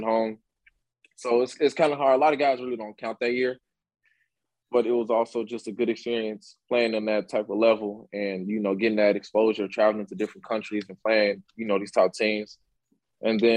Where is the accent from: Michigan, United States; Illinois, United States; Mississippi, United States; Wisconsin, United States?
Illinois, United States; Chicago; Born and raised in Chicago, Illinois. As you guys know, I grew up on the south side of Chicago.